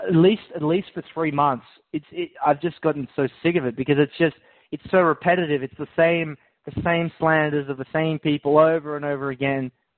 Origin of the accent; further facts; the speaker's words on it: Scotland, United Kingdom; Well, apparently I'm a Scottish Jew.